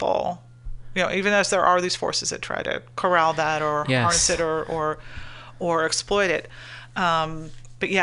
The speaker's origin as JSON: {"language": "English", "country": "United States", "said": "we are all American, you know, just thinking of the notion of like being born an American"}